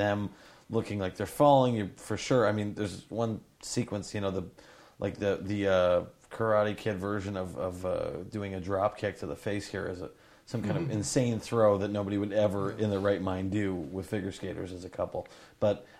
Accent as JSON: {"language": "English", "country": "Canada", "said": "we're Canadian"}